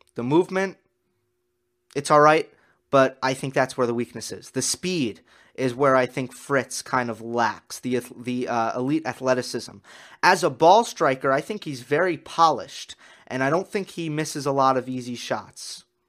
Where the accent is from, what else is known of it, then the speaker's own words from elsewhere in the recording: United States; as an American